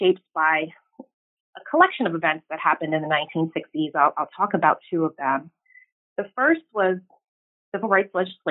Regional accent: New York City, New York, United States; moved away as an adult; now in Sacramento, United States; I currently live in Sacramento, California, but I'm originally from Brooklyn, New York, and as a Brooklynite, I really had a front row seat to the diversity of Black cultural life.

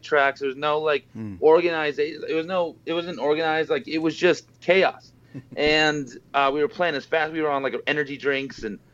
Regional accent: Boise, Idaho, United States; moved away as an adult; now in Las Vegas, United States; me and Dave, the bassist, we met when we were in junior high in Boise, Idaho

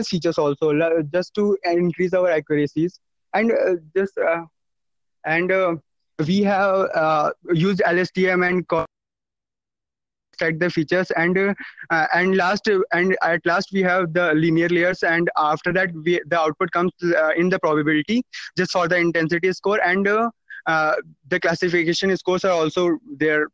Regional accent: Uttarakhand, India; I am from Uttarakhand.

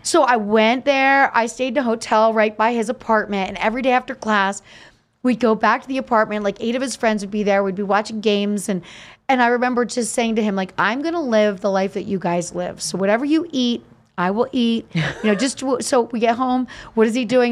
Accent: Easton, Pennsylvania, United States; growing up in Easton, Larry Holmes was so celebrated

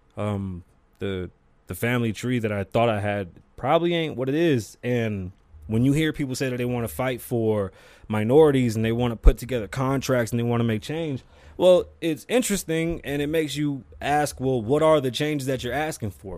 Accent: Puerto Rico; I'm from Puerto Rico. I'm Puerto Rican.

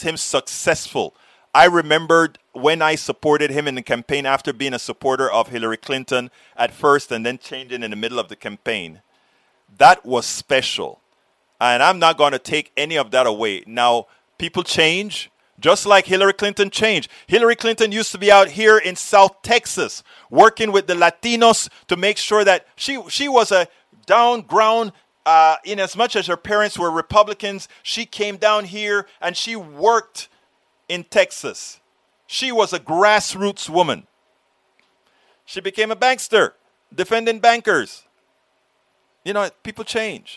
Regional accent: Panama; now in Austin, United States; I was born in Panama.

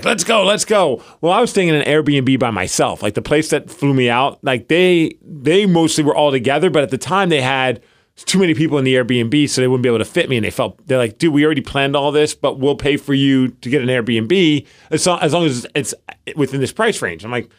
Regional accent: New York, United States; growing up in New York

